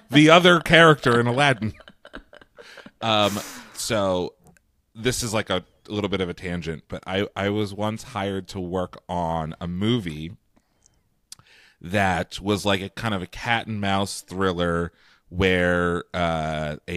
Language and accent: English; London, United Kingdom; I'm from London. I am.